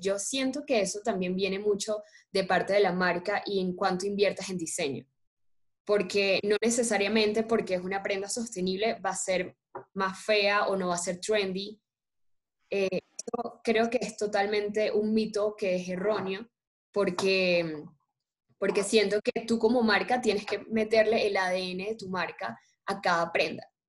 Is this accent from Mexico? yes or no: no; Colombia; acá en Colombia tenemos infinidades de fibras